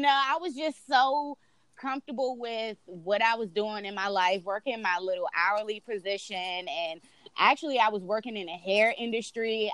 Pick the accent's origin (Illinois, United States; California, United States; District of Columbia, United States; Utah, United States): District of Columbia, United States; Washington; I'm originally from DC, born and raised